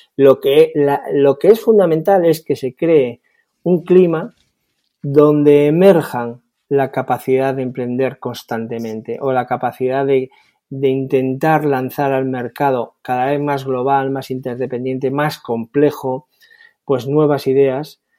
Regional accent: Spain; soy optimista en mi país

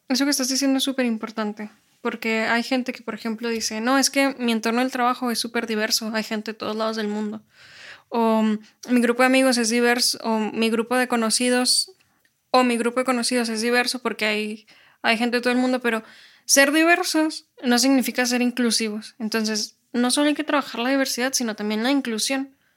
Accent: Mexico; now in Spain; yo sí soy mexicana y me veo como mexicana

